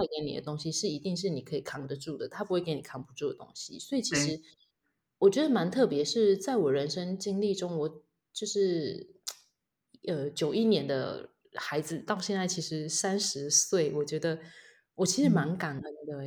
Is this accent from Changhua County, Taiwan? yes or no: yes; Changhua County, Taiwan; moved away as an adult; also born or lived in Hualien; now in Taitung, Taiwan; 我是彰化人